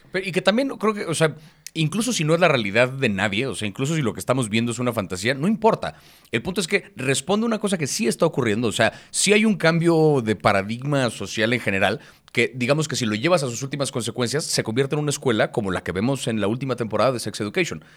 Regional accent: Mexico

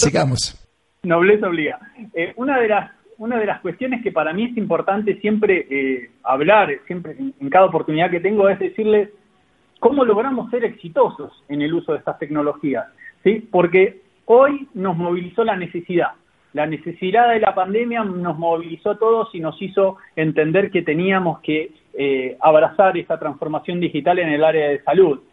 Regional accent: Argentina; now in Chile; digo acá en Chile porque hoy estoy viviendo en Chile, yo soy argentino pero estoy acá

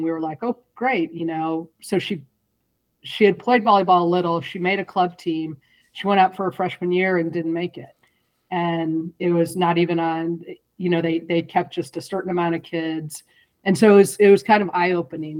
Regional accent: St. Louis, Missouri, United States; moved away as an adult; also born or lived in Chicago / Southern California; now in California, United States; I grew up in St. Louis, and so I was born and raised until I was 18.

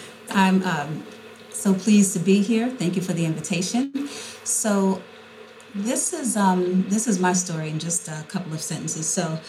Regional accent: New York City, New York, United States; when I was a little girl growing up in Harlem

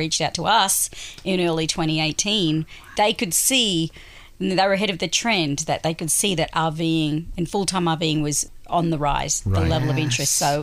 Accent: Australia; moved away as an adult; now in United States; I am Australian originally, and I've been living in the US since end of 2008

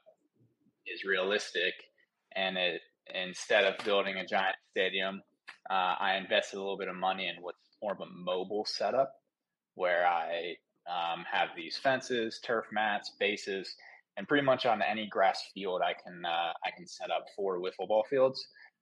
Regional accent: Cincinnati, Ohio, United States; now in Florida, United States; I'm from Cincinnati, Ohio

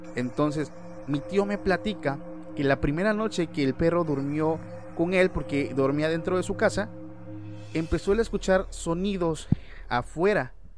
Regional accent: Oaxaca, Mexico; nosotros somos de México, eh, particularmente del estado de Oaxaca

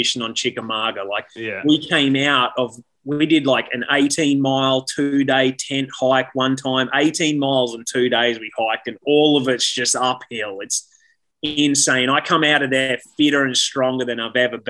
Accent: Toowoomba, Queensland, Australia; moved away as an adult; I'm a kid from Toowoomba, Australia. Most of my friends, people I know have, and my family have never left that little town

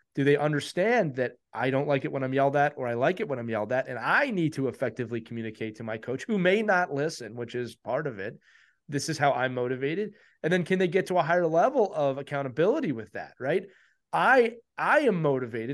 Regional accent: Northeast, United States; we're from the Northeast.

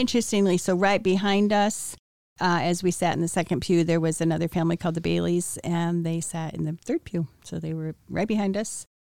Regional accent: Wheaton, Illinois, United States; I was born in Wheaton, Illinois. I was born in nineteen fifty-five. I was the ninth of ten children.

